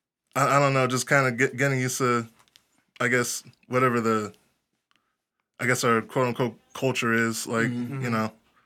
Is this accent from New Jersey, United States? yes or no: no; Harrisburg, Pennsylvania, United States; now in St. Louis, United States; I'm not from St. Louis. I'm actually from Harrisburg, Pennsylvania. Which is like over East Coast.